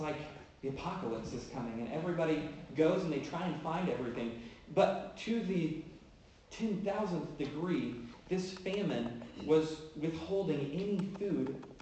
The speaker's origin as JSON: {"language": "English", "region": "Oklahoma", "country": "United States", "said": "I'm from Oklahoma"}